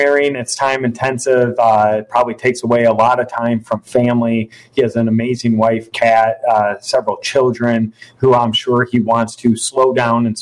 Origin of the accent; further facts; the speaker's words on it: Rockford, Illinois, United States; serve my hometown as mayor